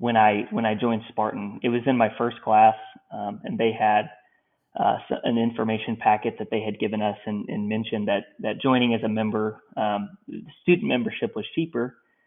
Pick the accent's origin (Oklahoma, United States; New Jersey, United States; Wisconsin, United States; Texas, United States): Oklahoma, United States; Tulsa; moved away as an adult; also born or lived in South Florida / South Central New Mexico; my hometown of Tulsa, Oklahoma